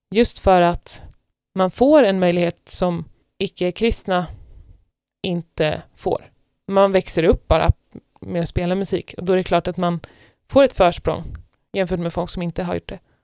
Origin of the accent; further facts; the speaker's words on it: Stockholm, Stockholm County, Sweden; moved away as an adult; now in Norway; en stor andel av mina kompisar där eh, hemifrån i Stockholm är kristna vänner